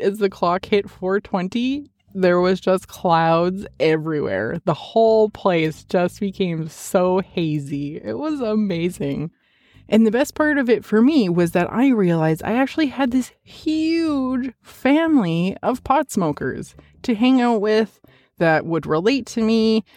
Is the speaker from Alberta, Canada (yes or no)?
yes; Edmonton, Alberta, Canada; moved away; I am originally from Edmonton